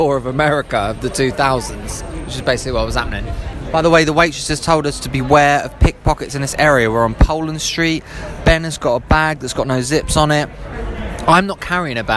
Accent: Harrow, London, United Kingdom; I'm from Harrow, which is like 50, 60% Indian, Pakistan, Sri Lankan

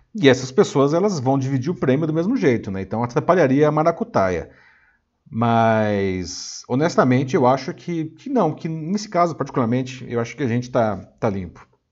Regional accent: Brazil; Como bom brasileiro

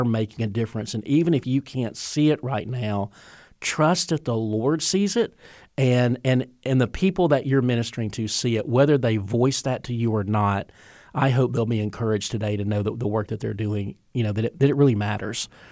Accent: the South, United States; I grew up in the South of, of the Bible Belt

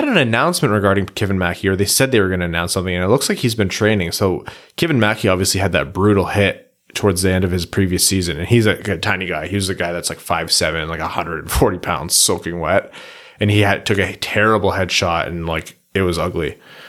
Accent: Windsor, Ontario, Canada; Yeah, maybe it's just a Windsor thing. It might just be because I'm from Windsor.

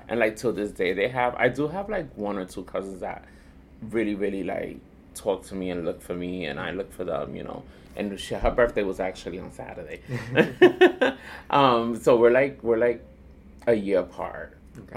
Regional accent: New York City, New York, United States; also born or lived in Boston / Dominican Republic; I was born and raised here in Manhattan. Um, back then it was called Spanish Harlem. Mm. Now it's called East Harlem

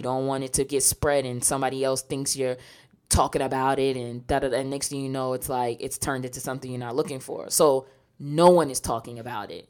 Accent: New York, United States; growing up in New York

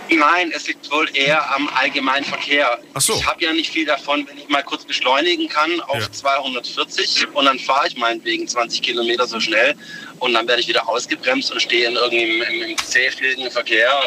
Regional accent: Stuttgart, Baden-Württemberg, Germany; ich komme aus der Region Stuttgart, direkt Stadt City

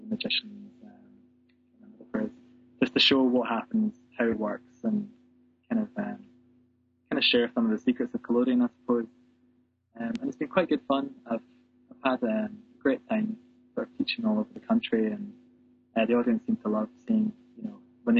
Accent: Scotland, United Kingdom; growing up in Scotland

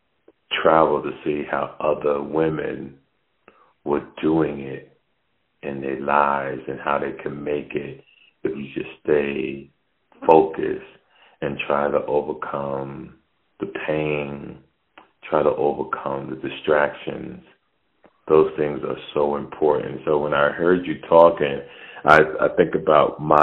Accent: Jersey City, New Jersey, United States; I grew up in Jersey City, New Jersey

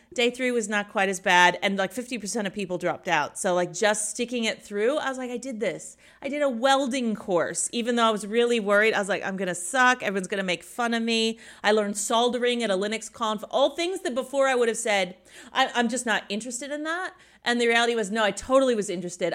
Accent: Indiana, United States; moved away as an adult; also born or lived in Sydney, Australia; now in Munich, Germany; I grew up in Indiana, which is the boring part no one's ever visited in the middle of the U S

